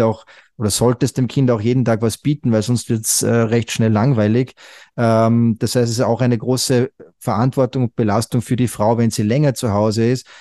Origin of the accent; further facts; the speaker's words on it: Salzburg, Austria; bin aus Österreich, also geboren und aufgewachsen in Österreich im schönen Salzburg